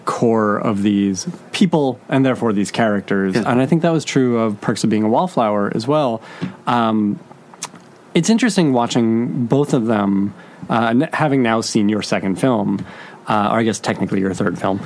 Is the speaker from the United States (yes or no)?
yes; Boston, Massachusetts, United States; I'm from Boston